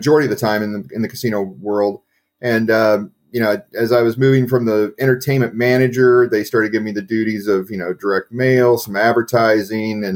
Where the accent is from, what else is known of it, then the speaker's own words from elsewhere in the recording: Kansas City, United States; born and raised in Kansas City